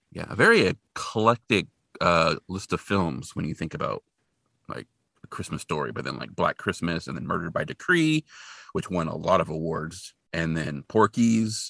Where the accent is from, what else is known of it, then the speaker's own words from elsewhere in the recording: Hanford, California, United States; I grew up in Hanford, and Hanford, California, not Hanford, Washington